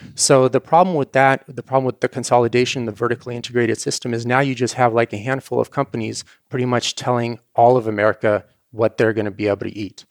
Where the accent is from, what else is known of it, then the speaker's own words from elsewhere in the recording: Ukraine; moved away; the kind of farm I grew up on in Ukraine